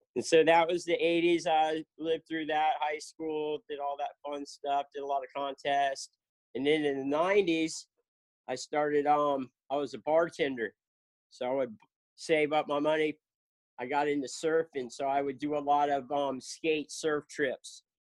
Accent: Lake Worth, Florida, United States; moved away as an adult; also born or lived in South Carolina / Jacksonville, Florida; now in Cocoa Beach, United States; I grew up in in South Florida, Lake Worth

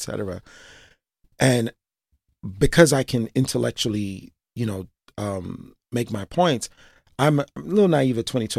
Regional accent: New York City, New York, United States; born and raised in Brooklyn, East Flatbush, still live in East Flatbush

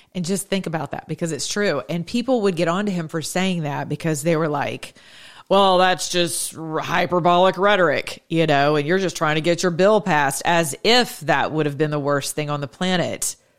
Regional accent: United States; I'm an American

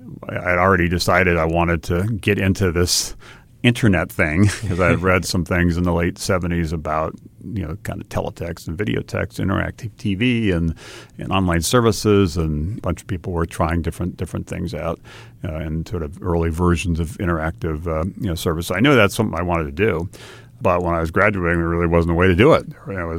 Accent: Hawaii, United States; And I'd say I grew up in Hawaii, and Hawaii, like many parts of the country, is a wonderful place, but tends to be a little cautious, a little risk averse.

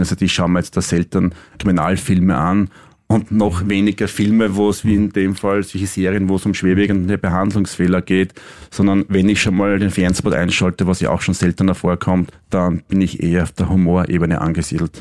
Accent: Styria, Austria; also born or lived in Vienna; als gebürtiger Steirer

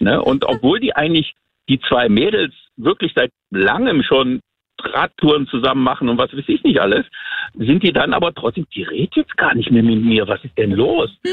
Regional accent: Krefeld, North Rhine-Westphalia, Germany; moved away; bin ich ja Deutscher und bin jetzt äh, schon nicht mehr bei meinen äh, Freunden in, in äh, Krefeld

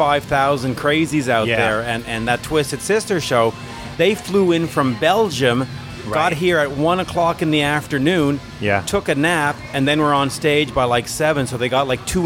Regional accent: Montreal, Quebec, Canada; welcome to my hometown.

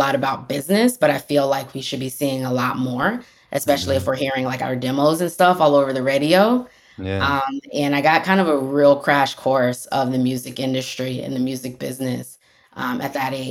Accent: Tampa, Florida, United States; I grew up in Tampa Bay, Florida

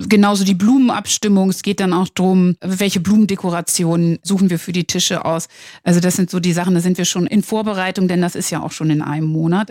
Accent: Northern Germany, Germany; ich als Norddeutsche

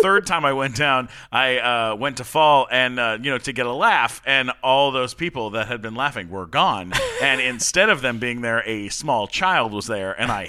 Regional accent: Canada; I'm Canadian.

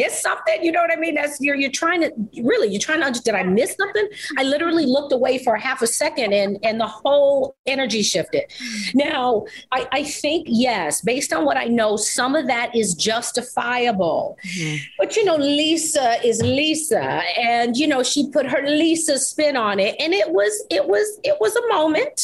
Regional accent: New York, United States; I'm from New York

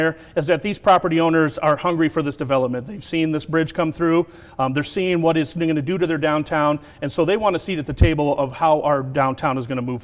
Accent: United States; I'm born and raised in the Quad Cities

